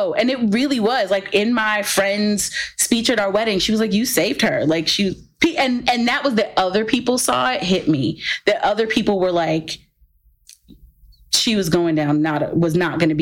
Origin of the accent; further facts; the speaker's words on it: the South, United States; I grew up in the South